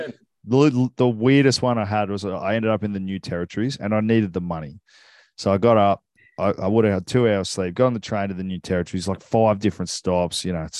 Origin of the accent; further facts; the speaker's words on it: Hong Kong; I was born in Hong Kong